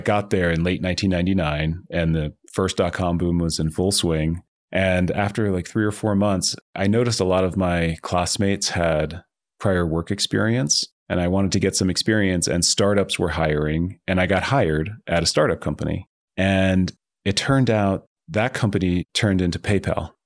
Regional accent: New Jersey, United States; moved away as an adult; also born or lived in Boulder, Colorado / Palo Alto, California; I grew up in New Jersey, and I had kind of a normal suburban childhood

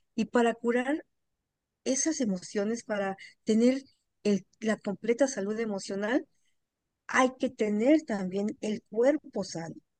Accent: Mexico; moved away as an adult; now in Atlanta, United States; yo soy mexicana, pero vivo en Atlanta, Georgia, desde hace 23 años

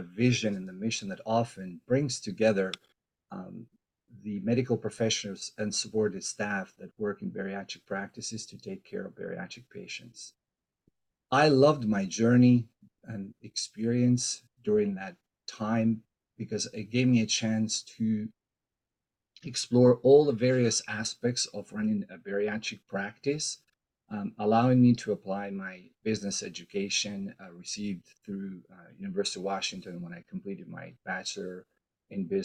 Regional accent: Albania; now in Seattle, United States; I am originally from Albania

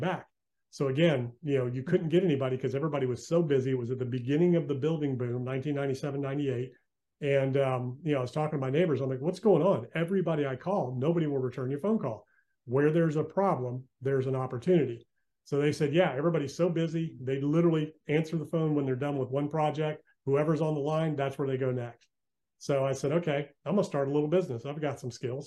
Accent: Virginia Beach, Virginia, United States; moved away as an adult; also born or lived in Western North Carolina / Outer Banks, North Carolina; I'm from Virginia Beach

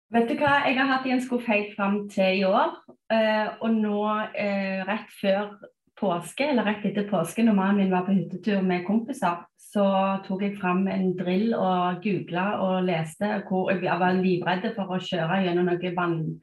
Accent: Stavanger, Rogaland, Norway; moved away as an adult; also born or lived in United States; now in Bærum, Norway; Jeg er opprinnelig fra Stavanger.

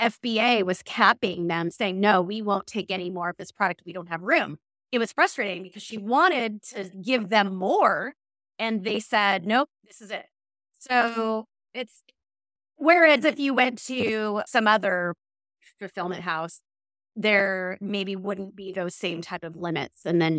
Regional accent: Washington, United States; also born or lived in New Jersey; I grew up in Washington and some people say Washington and I just think that's totally wrong.

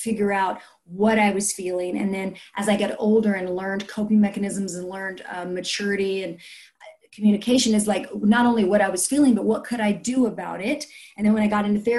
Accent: South Louisiana, United States; I grew up in South Louisiana

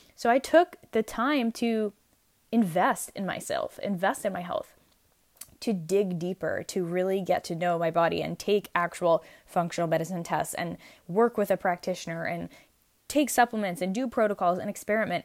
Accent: New York, United States; I'm actually from New York

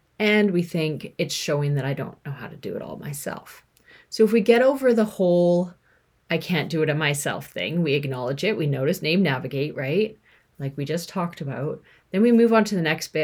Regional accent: Canada; I'm from Canada, you know, a white female

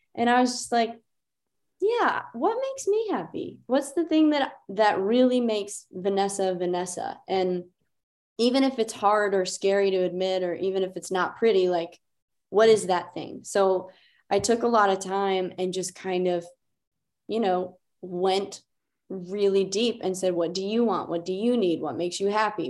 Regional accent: Beaver Falls, Pennsylvania, United States; moved away as an adult; now in Nashville, United States; I'm from Pittsburgh, uh, well, forty miles north, a small town called Beaver Falls.

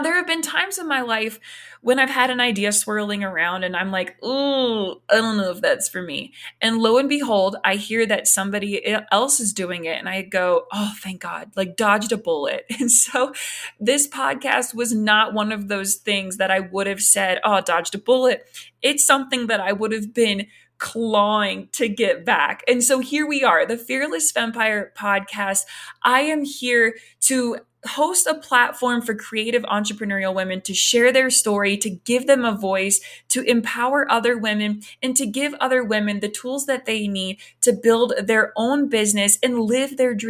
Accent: Morgantown, West Virginia, United States; I grew up in Morgantown, West Virginia. I hail from West Virginia.

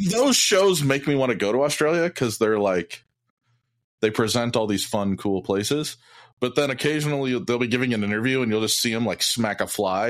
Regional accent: Iowa City, Iowa, United States; I grew up in Iowa, near the University of Iowa

